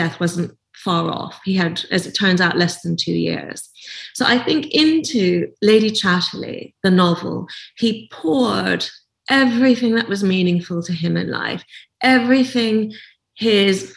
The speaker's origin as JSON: {"language": "English", "region": "Nova Scotia", "country": "Canada", "tie": "born or raised there", "said": "as a 17-year-old growing up in Nova Scotia"}